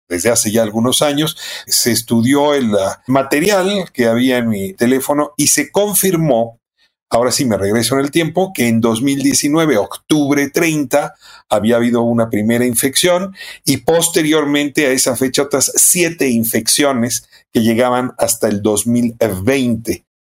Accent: Mexico

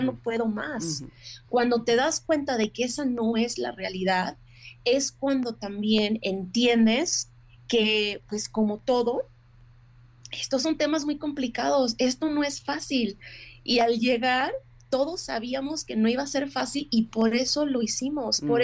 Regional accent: Mexico; now in United States; como mujer mexicana

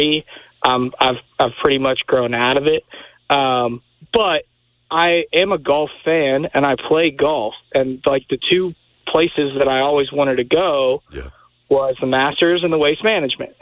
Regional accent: Louisville, Kentucky, United States; now in Memphis, United States; I grew up in Louisville.

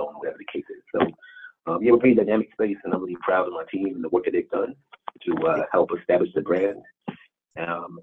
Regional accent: East Coast, United States; also born or lived in Baltimore / Washington, D.C.; I'm originally from the East Coast area. My roots started in New York and in Jersey.

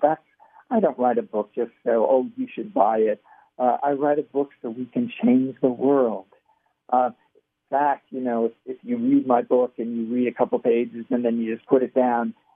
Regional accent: Pasadena, California, United States; I grew up in California. My parents, and I grew up in Pasadena and Pasadena area

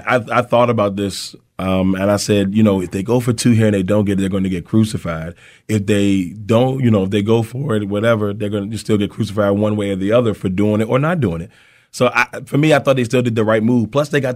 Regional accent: Amelia, Virginia, United States; born or raised there

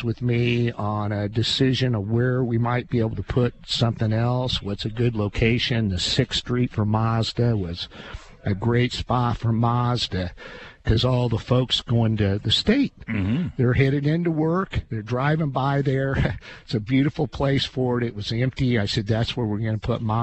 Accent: Clinton, Illinois, United States; I'm from Clinton.

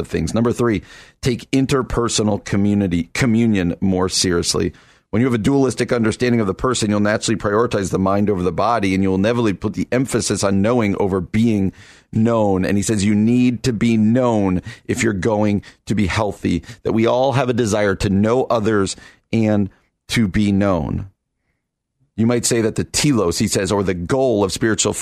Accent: East Coast, United States; now in Chicago, United States; I grew up out on the East Coast

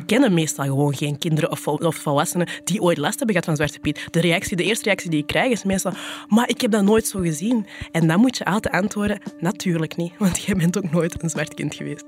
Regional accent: Flanders, Belgium

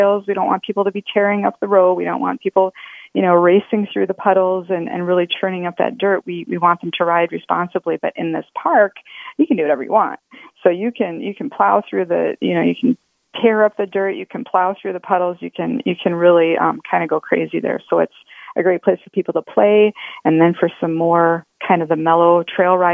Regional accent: Iowa, United States; now in Minnesota, United States; I'm not a native, so I could be saying it wrong. I grew up in Iowa.

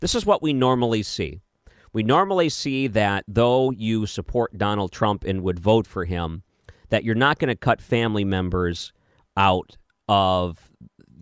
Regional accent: Detroit, Michigan, United States; moved away; I grew up in the Detroit area

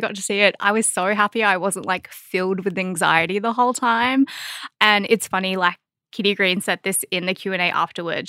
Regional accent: Australia

